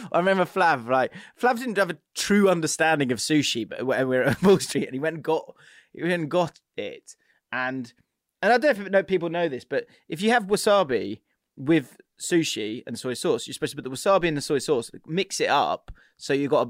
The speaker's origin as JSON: {"language": "English", "country": "Canada", "said": "I'm Canadian and I heard some Americans do it."}